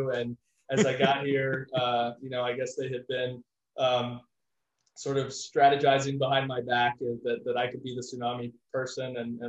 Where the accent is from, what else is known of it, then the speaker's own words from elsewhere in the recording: South Carolina, United States; moved away as an adult; now in Washington, United States; I've been at University of Washington now almost 10 years. I came from South Carolina and the East Coast and ended up out here in Washington in 2012.